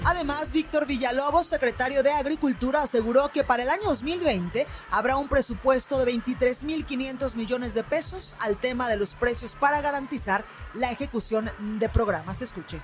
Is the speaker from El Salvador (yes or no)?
no; Guadalajara, Jalisco, Mexico; moved away; estoy en mi tierra